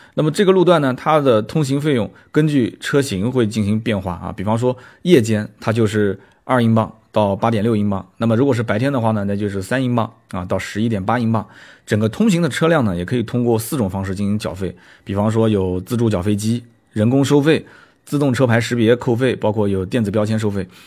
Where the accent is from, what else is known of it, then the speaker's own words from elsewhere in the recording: Nanjing, Jiangsu, China; 我是南宁人嘛，南宁话其实也有很多的一些方言